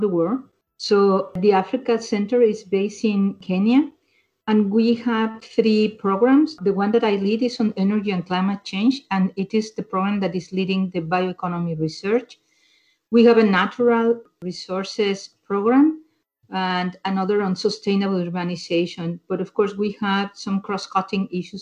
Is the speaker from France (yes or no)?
no; Mexico; moved away; I'm originally from Mexico